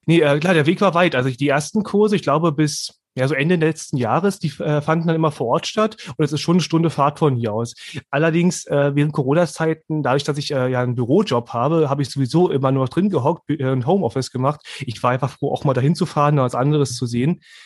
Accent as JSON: {"language": "German", "region": "Berlin", "country": "Germany", "tie": "born or raised there", "moved": "as an adult", "lives_now": "Bernau, Germany", "said": "Ich bin jetzt in Hohenschönhausen aufgewachsen"}